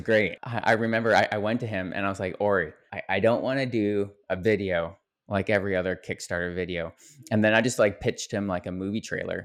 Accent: Canada; I'm a Canadian

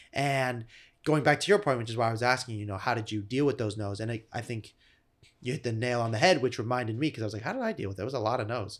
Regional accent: Malibu, California, United States; I'm from Malibu, California.

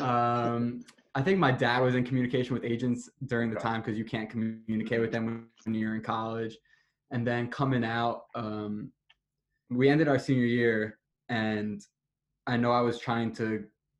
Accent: New Jersey, United States; I'm from Jersey, so we're close to the beach

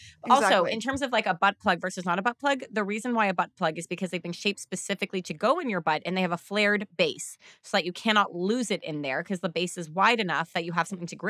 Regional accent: Canada; it's also me and I'm Canadian.

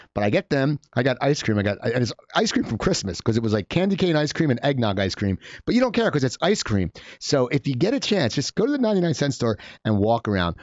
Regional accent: Cherry Hill, New Jersey, United States; moved away; I grew up in New Jersey

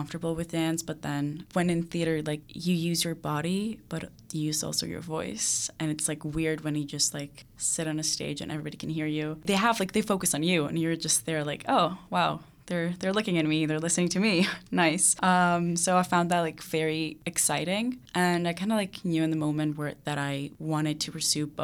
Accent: Greece; one of my dance teachers back in my hometown in Greece did this online workshop for this.

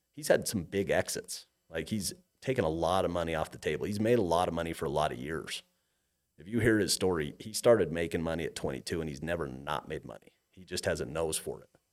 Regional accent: Cache Valley, Utah, United States; moved away as an adult; also born or lived in Montana; I grew up in Cache Valley

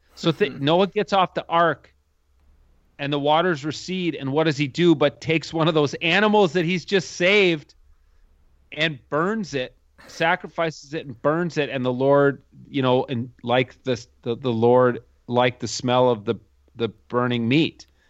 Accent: suburb of Minneapolis, Minnesota, United States; I grew up here in Minnesota, in, in the same town I live in now. Uh, it's a suburb of Minneapolis

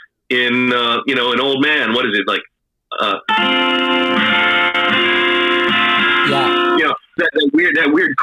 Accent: East Coast, United States; now in San Francisco, United States; I grew up on the East Coast

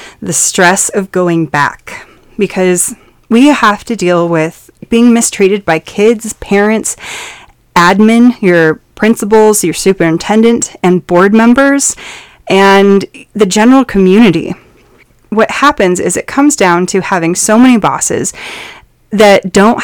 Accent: Montana, United States; I come from Montana

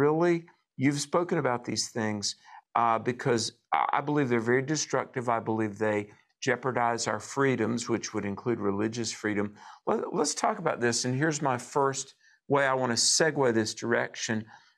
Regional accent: the South, United States; I'm old enough and I'm from the South. I remember when people would be just publicly racist out, you know, being from the South. You know, I heard the N-word growing up.

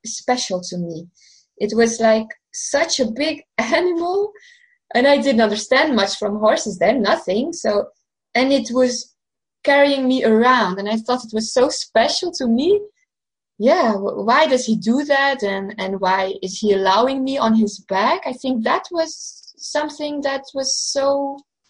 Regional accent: Belgium; also born or lived in Portugal; I'm from Belgium, so that's Western Europe.

